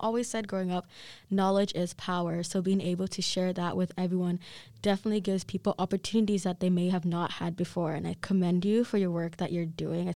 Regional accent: Kenya; moved away; I'm Kenyan

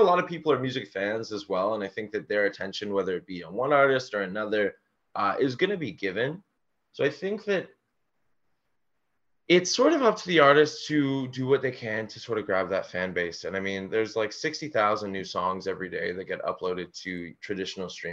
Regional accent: Toronto, Ontario, Canada; we're from Toronto, and a big artist around where we're from is ….

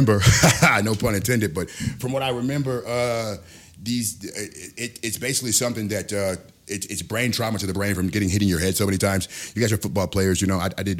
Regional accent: Milwaukee, Wisconsin, United States; I came here from Milwaukee, Wisconsin, man.

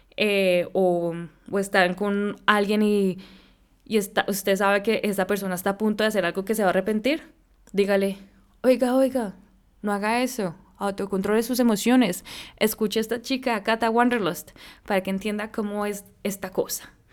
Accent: Colombia; moved away; also born or lived in San Francisco; yo soy colombiana, pues nací allá

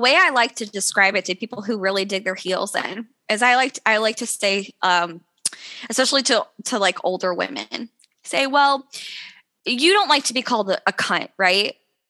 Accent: Missouri, United States; also born or lived in Kentucky / Tennessee / Texas; now in Alaska, United States; I'm originally from Missouri.

